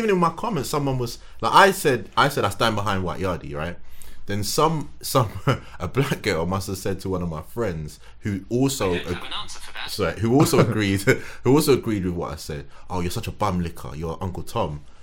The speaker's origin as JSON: {"language": "English", "country": "Ghana", "said": "I'm from Ghana."}